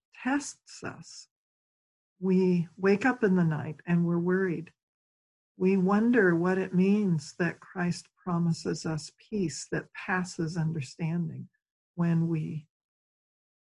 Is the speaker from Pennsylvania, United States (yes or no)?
yes; Philadelphia, Pennsylvania, United States; I come from Philadelphia, Pennsylvania